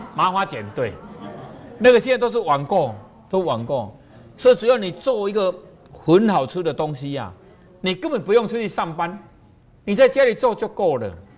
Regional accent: Taiwan; 我们台湾话

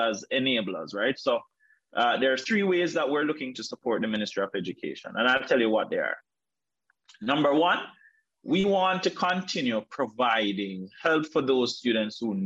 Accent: Calabar, Trelawny, Jamaica; rural Jamaica, like where I'm from. I'm from Trelawney. Grew up in a place called Calabar.

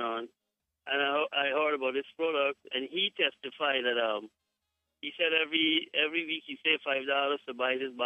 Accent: Guyana; I am from Guyana

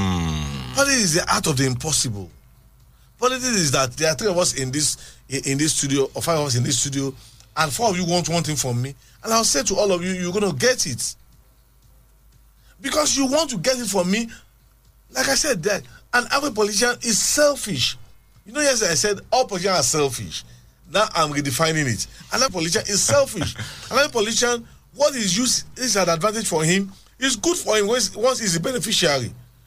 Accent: Abeokuta, Ogun State, Nigeria; Yes, I'm actually from Isaliake in Abeokuta.

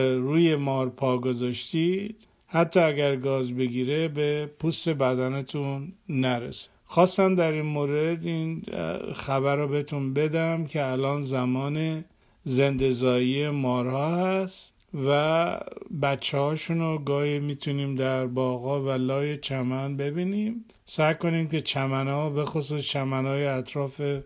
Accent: Iran; اگر در ایران بزرگ شدیم

